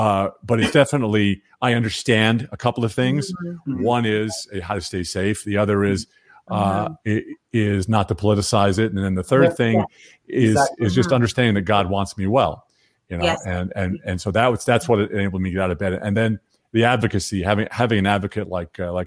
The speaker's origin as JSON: {"language": "English", "area": "Long Island", "region": "New York", "country": "United States", "tie": "born or raised there", "said": "I was born on Long Island, but the whole several generations of my families are farmers in North Carolina"}